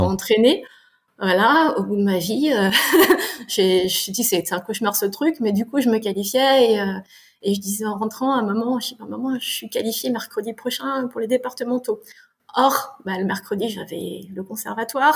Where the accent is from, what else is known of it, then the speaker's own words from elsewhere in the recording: France; also born or lived in Canada / Fontainebleau, France; Je suis née au Canada, euh, j'ai vécu 13 mois, on est revenu vite en France, donc je suis d'une famille qui est complètement canadienne. J'ai grandi en France